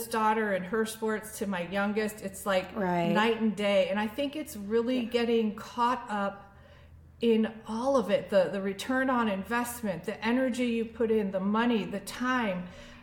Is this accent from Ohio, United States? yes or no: no; Annandale, Virginia, United States; my hometown of Annandale, Virginia.